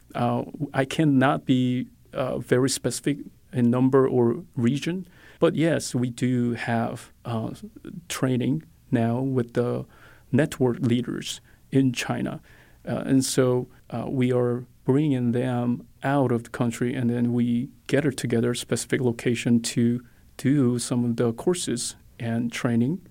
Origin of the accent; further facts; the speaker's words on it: South Korea; moved away as an adult; now in United States; I'm originally from South Korea. Uh, I grew up in Christian home in South Korea